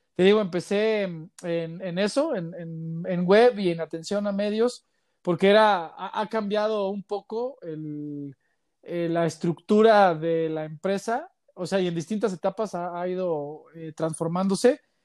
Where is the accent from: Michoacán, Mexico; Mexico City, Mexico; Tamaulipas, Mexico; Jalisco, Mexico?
Mexico City, Mexico; moved away as an adult; now in Guadalajara, Mexico; yo soy, bueno, yo soy chilango